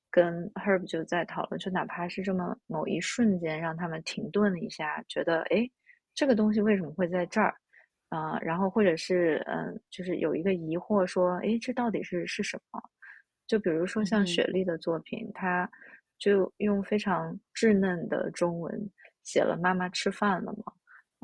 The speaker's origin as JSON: {"language": "Chinese", "country": "China", "tie": "born or raised there", "moved": "yes", "lives_now": "New York, United States", "said": "我小时候在中国长大的那个，呃，城中村"}